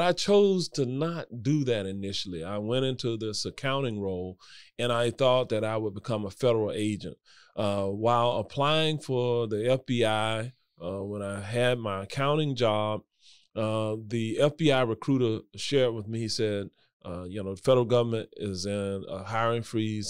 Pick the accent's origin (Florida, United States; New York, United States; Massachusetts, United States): Florida, United States; Orlando; I grew up in Washington Shores